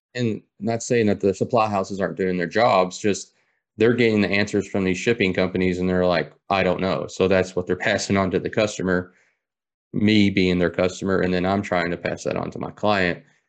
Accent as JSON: {"language": "English", "area": "Taylorsville Lake area", "region": "Kentucky", "country": "United States", "tie": "born or raised there", "said": "born and raised in Kentucky, um, around Taylorsville Lake area"}